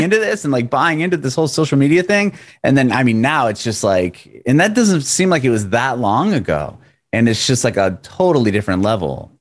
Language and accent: English; Southern California, United States; also born or lived in San Ramon / Walnut Creek / San Diego; originally from Southern California